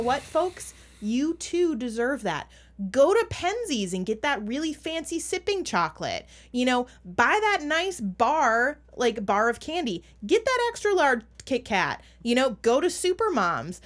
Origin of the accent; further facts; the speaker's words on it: Minnesota, United States; accent: Minnesotan; my Minnesotan accent